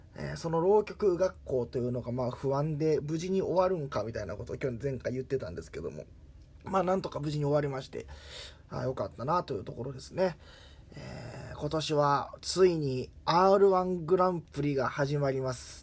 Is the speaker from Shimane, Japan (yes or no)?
no; Kakogawa, Hyogo, Japan; moved away; 私の地元は兵庫県、加古川市というところ